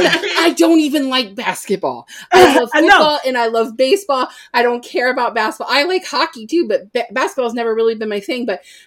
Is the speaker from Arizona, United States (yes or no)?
no; Ohio, United States; now in Virginia, United States; I'm from Ohio. So, I grew up an hour and a half from Cleveland.